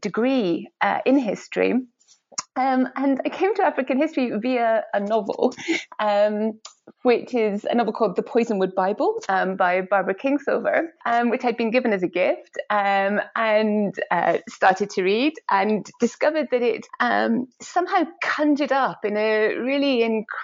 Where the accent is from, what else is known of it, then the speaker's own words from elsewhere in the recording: Edinburgh, Scotland, United Kingdom; I grew up in Edinburgh, in Scotland